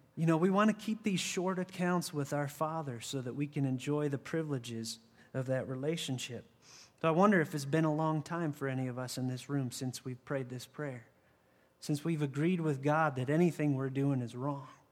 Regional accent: 60 miles from Chardon, Ohio, United States; now in Arizona, United States; 60 miles from where I grew up in Chardon, Ohio.

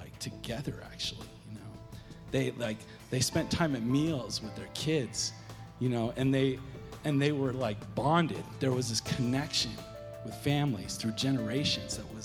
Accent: Southern California, United States; growing up in Southern California

